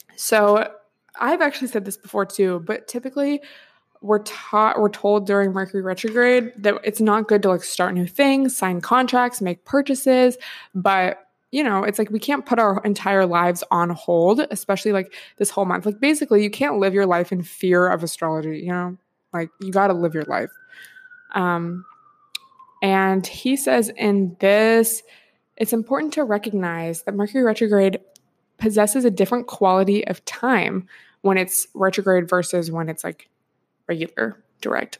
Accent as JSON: {"language": "English", "region": "Washington", "country": "United States", "tie": "born or raised there", "moved": "yes", "said": "I grew up in Washington State, so, like, West Coast gang"}